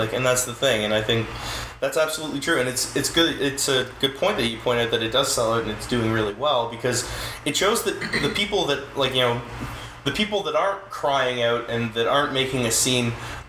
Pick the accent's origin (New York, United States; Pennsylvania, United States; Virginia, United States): New York, United States; Queens; Yeah, and like, and growing up in Queens and being, like, poor